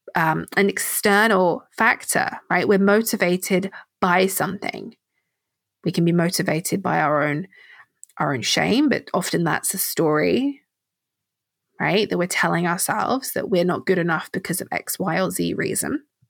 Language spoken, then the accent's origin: English; England, United Kingdom; I'm English